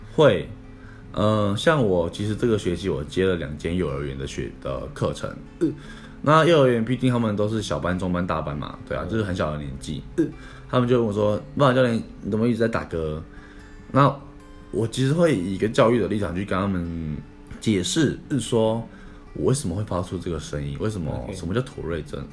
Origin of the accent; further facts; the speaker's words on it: Taipei, Taiwan; moved away; also born or lived in Tainan; 因为我那时候在台南，我是台北人嘛， 他们都叫我天龙人